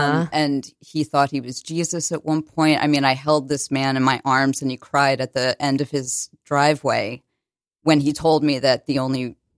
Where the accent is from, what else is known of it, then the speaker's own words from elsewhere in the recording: Connecticut, United States; also born or lived in New Jersey / Maryland / Virginia; I moved around a lot. I was born in New Jersey, moved to Maryland, then Virginia, then a number of towns in Connecticut.